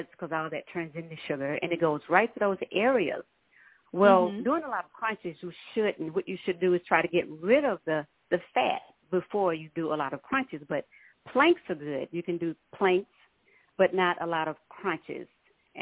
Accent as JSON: {"language": "English", "town": "Minden", "region": "Louisiana", "country": "United States", "moved": "yes", "lives_now": "Dallas, United States", "said": "I'm originally from Minden, Louisiana, and I moved to Dallas in the 80s."}